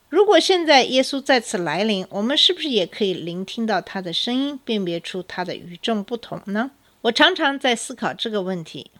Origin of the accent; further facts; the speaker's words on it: China; now in United States; 作为中国人